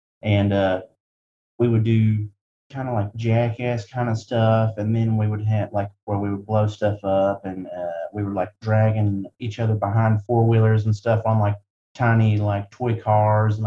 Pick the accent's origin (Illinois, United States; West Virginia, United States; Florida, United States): West Virginia, United States; Wyoming County; I'm from Wyoming County, West Virginia